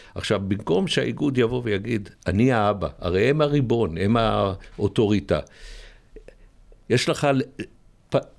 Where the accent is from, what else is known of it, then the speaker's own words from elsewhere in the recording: Ness Ziona, Central District, Israel; also born or lived in Rehovot; אני יליד נס ציונה